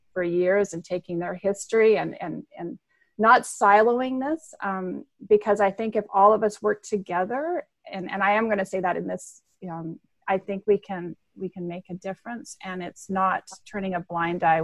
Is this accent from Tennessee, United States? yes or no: yes; Memphis, Tennessee, United States; moved away as an adult; now in Canada; I grew up in Memphis